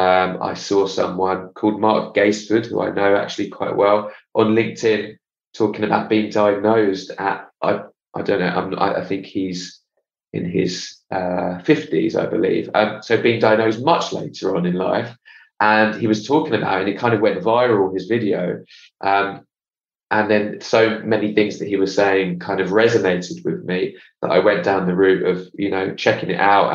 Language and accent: English; England, United Kingdom; also born or lived in Israel / Australia; now in London, United Kingdom; I'm from England